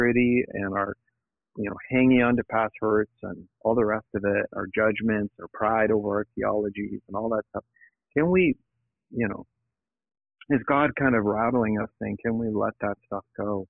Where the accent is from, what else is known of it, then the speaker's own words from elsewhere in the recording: Niagara area, Ontario, Canada; also born or lived in Toronto, Canada / United States; I grew up in the Niagara area, which is not far from Niagara Falls